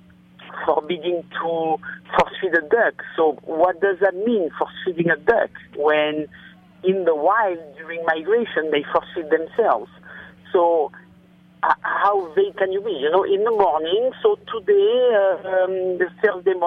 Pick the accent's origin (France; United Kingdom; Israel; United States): France; moved away; I was born in France and I'm French